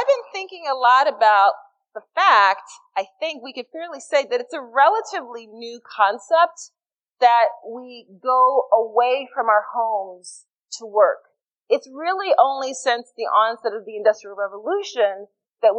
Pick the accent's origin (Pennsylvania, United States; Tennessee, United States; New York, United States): Pennsylvania, United States; Philadelphia; I'm from Philly